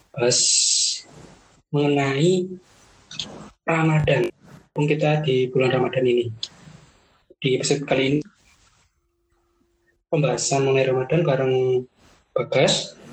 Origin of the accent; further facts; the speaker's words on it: Palu, Central Sulawesi, Indonesia; now in Malang, Indonesia; Aku dari Sulawesi Tengah. Kadang {S1} Tepatnya kota? {S0} Kota Palu.